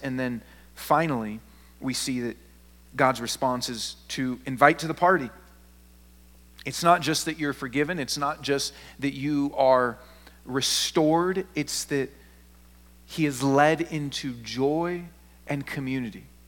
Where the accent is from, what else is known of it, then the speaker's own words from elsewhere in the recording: Seattle, Washington, United States; I'm not from the South, I'm from Seattle